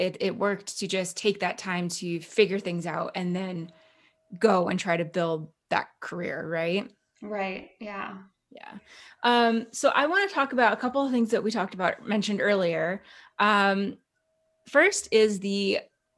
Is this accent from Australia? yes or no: no; Calgary, Alberta, Canada; moved away; I'm actually originally from Calgary, Alberta